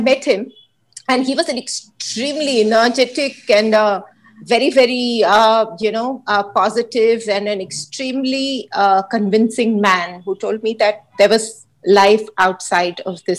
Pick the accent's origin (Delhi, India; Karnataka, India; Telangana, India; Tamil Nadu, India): Telangana, India; Hyderabad; I grew up in Hyderabad with my parents and a younger sister who's 4 years younger than I am